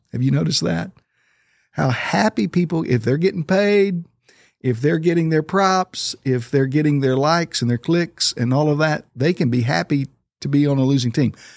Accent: Oklahoma, United States; moved away; I grew up in Oklahoma.

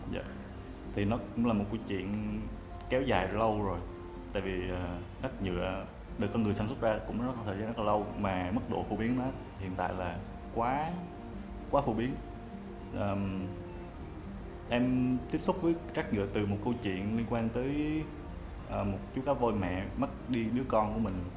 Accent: Quang Ngai, Vietnam; now in Ho Chi Minh City, Vietnam; mình quê ở quảng ngãi và đang sống và làm việc ở thành phố hồ chí minh

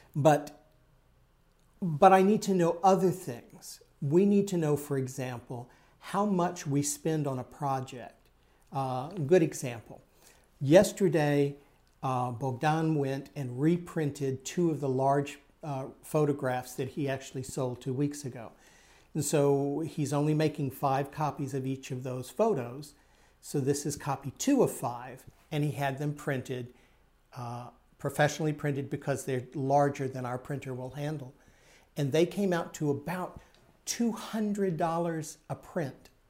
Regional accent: Texas, United States; growing up in Texas

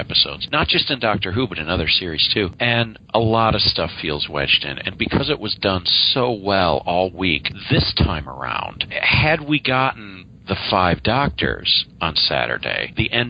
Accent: United States; I'm American

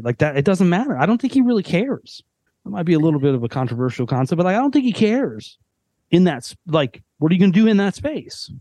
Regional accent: Western suburbs, Northern Illinois, United States; moved away as an adult; now in Nashville area, United States; we've both lived in Northern Illinois our entire life, growing up in the Western suburbs.

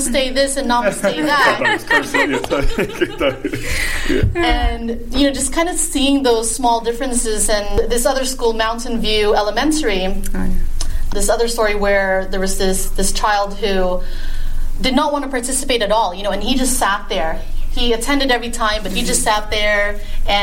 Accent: Philippines; now in Las Vegas, United States; I'm Filipino

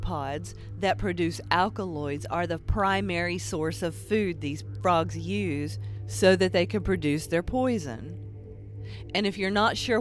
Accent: Appalachia, United States; I'm an Appalachian artist

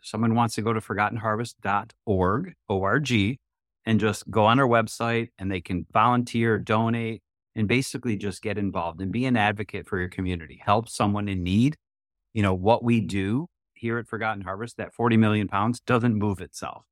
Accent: Oak Park, Michigan, United States; born and raised in Metro Detroit, literally grew up about a mile from this building right here in Oak Park

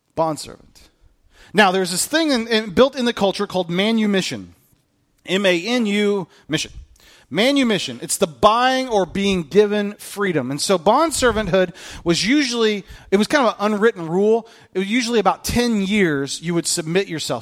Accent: United States; being a bondservant to Christ makes us a better American

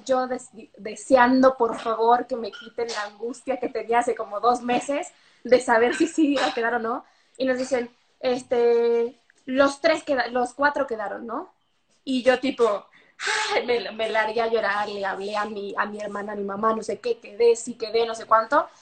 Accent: Mexico; moved away; soy de México

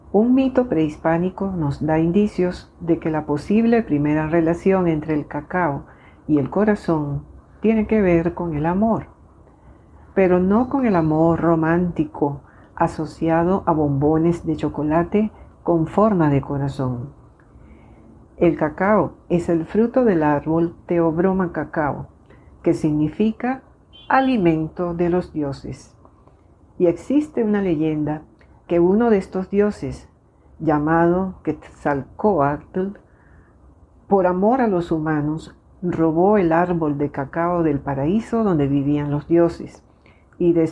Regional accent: Venezuela; Soy médico venezolana

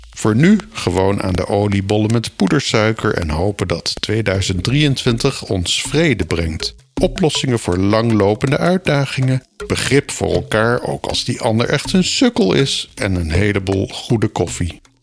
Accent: Groningen, Netherlands; Toen wij in mijn jeugd als gezin in Groningen woonden in de Kattenhagen

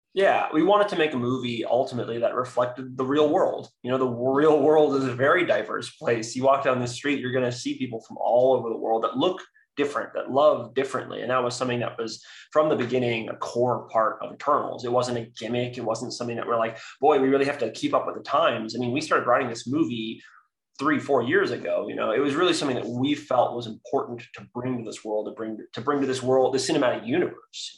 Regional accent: San Francisco, California, United States; I was raised by two women in the San Francisco Bay Area

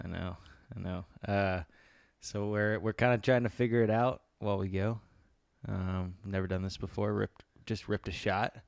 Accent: Tennessee, United States; I was born in Tennessee, spent my whole life here.

